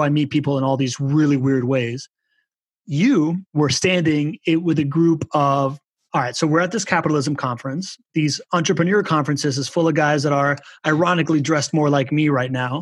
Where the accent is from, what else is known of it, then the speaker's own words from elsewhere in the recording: Miami, Florida, United States; I was from Miami